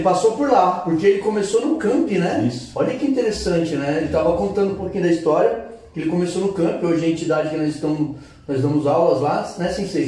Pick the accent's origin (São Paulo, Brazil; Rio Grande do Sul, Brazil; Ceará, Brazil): São Paulo, Brazil; Juquiá; now in ABC Paulista, Brazil; Eu sou do interior, sou de Juquiá